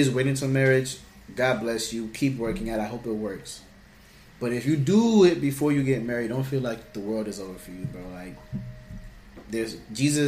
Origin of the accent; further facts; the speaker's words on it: Palm Beach County, Florida, United States; We're from Florida, bro. We're from Palm Beach County